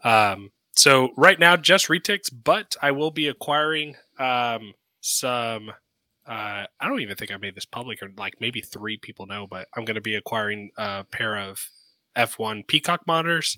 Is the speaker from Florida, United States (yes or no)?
yes; Sarasota, Florida, United States; I grew up in Sarasota, Florida